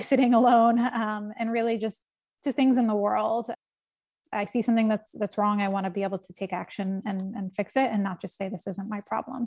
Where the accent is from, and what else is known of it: United States; born or raised there; now in New York, United States